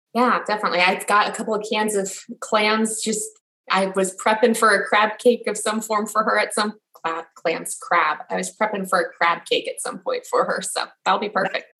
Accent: Los Angeles, California, United States; now in Washington, D.C. area, United States; I'm originally from Los Angeles, and my husband and I now live in a suburb just outside of Washington, D.C.

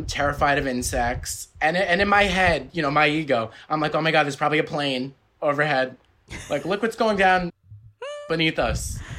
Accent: New York City, New York, United States; now in Los Angeles, United States; So basically I'm Italian, but I'm from Staten Island. A lot of my friends were Irish, so St. Patrick's Day was a really big deal.

